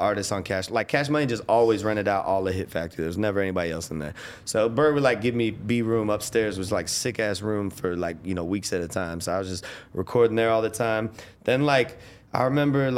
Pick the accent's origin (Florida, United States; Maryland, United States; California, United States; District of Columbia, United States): Florida, United States; Winter Springs; from Orlando. I'm from Winter Springs